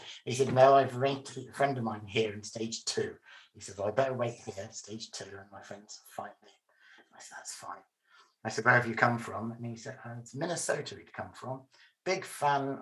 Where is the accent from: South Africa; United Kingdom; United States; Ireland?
United Kingdom; England; I'm English